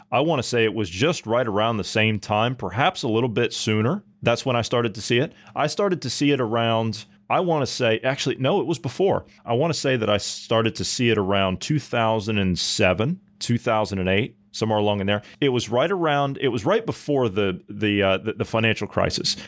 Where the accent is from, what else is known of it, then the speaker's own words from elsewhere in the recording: Ohio, United States; my home state of Ohio